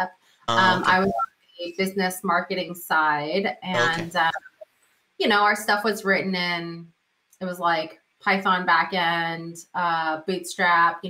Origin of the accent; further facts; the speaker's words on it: Silicon Valley, California, United States; I grew up in the Silicon Valley. Now, my elementary school was literally one block away from Apple's first headquarters